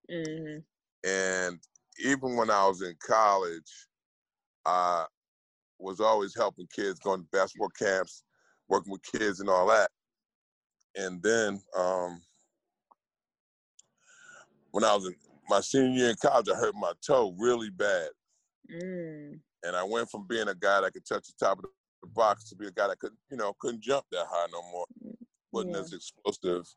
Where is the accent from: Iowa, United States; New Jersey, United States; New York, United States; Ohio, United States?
New Jersey, United States; Newark; moved away as an adult; now in Los Angeles, United States; I grew up in Newark, New Jersey, in the bricks